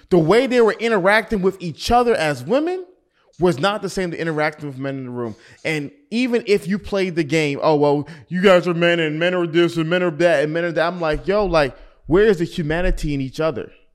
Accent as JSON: {"language": "English", "town": "Atlanta", "region": "Georgia", "country": "United States", "said": "being from Atlanta"}